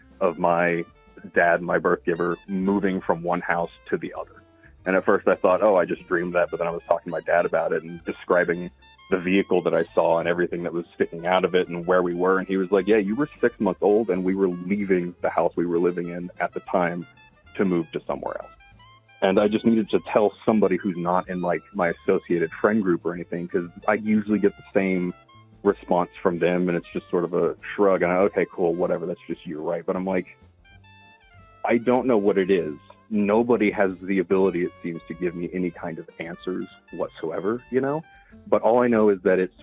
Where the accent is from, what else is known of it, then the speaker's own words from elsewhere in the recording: Texas, United States; I grew up in Texas